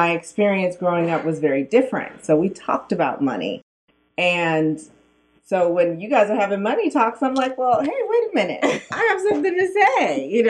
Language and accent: English; Sacramento, California, United States; I'm from Oak Park. Yes. Oak Park, which is the hood in Sacramento. And yeah, I grew up with two parents